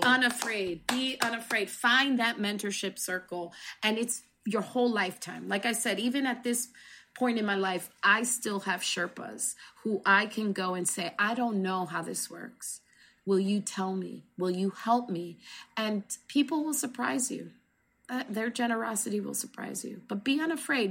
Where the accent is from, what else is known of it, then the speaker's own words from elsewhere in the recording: New Jersey, United States; I grew up in New Jersey